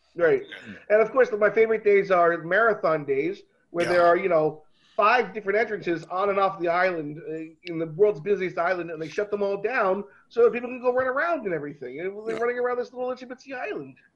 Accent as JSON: {"language": "English", "region": "Florida", "country": "United States", "tie": "born or raised there", "also_born_or_lived": "New York", "moved": "yes", "said": "being a Floridian and growing up in Florida"}